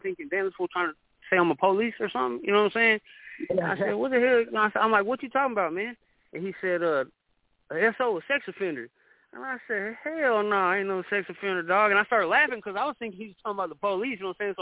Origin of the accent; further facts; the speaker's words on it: Dallas, Texas, United States; I'm from Dallas